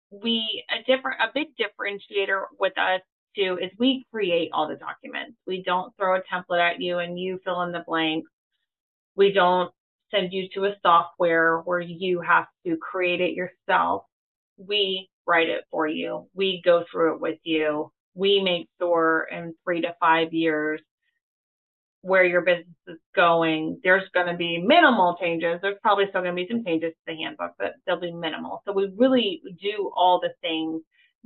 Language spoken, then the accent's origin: English; Florida Panhandle, United States; I grew up in the Panhandle